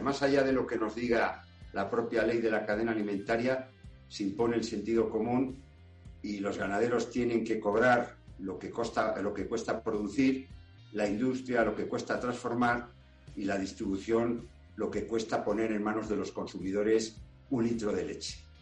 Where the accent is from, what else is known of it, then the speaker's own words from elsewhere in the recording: Castile and León, Spain; el origen de lo que somos los castellanos y leoneses